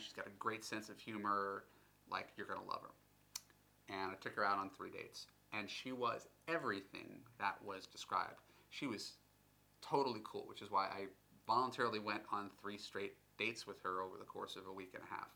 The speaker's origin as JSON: {"language": "English", "country": "United States", "said": "being American"}